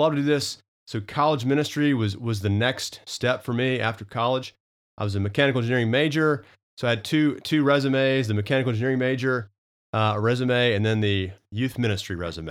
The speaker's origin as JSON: {"language": "English", "region": "Arkansas", "country": "United States", "also_born_or_lived": "Knoxville, Tennessee / Charlotte, North Carolina", "moved": "as an adult", "lives_now": "Oklahoma, United States", "said": "I always thought I'd kinda end up in Arkansas, back home"}